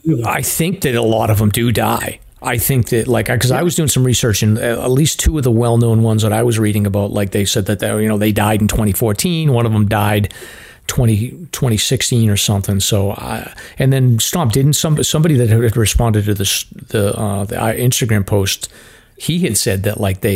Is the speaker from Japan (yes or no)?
no; Ireland; I'm an Irishman, so I'm no good.